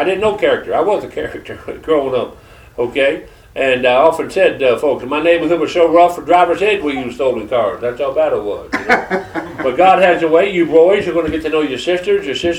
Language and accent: English; Georgia, United States; accent: Georgia accent; also born or lived in Detroit, Michigan; She put me with my sister in Georgia. That's where my accent comes from.